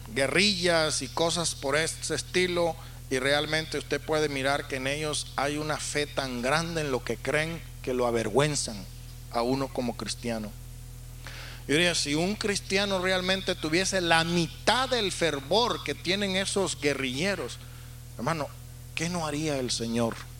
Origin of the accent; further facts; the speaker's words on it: Valera, Trujillo, Venezuela; also born or lived in Sacramento, California / California; now in United States; En el hospital en la ciudad de Valera donde yo nací